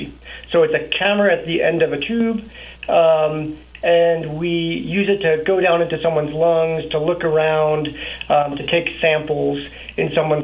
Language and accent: English; New Jersey, United States; moved away as an adult; also born or lived in Colorado Springs, Colorado / Denver, Colorado / Texas; now in Montrose, United States; Born and raised in New Jersey, got moved out to Colorado Springs for college